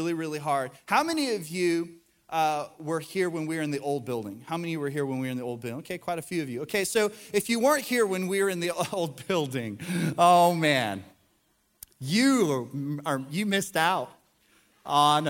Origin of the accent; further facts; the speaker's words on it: the South, United States; we live in the South, we're from the South, we go to church